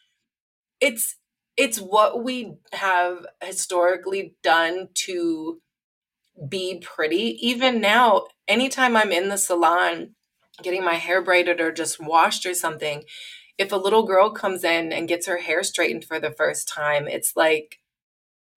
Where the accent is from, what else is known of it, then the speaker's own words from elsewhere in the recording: Midwest, United States; I grew up in the Midwest